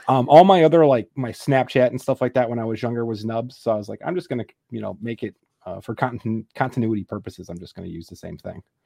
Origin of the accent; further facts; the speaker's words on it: Wisconsin, United States; also born or lived in Texas; now in McKinney, United States; originally I'm from Wisconsin, so I'm a Packer fan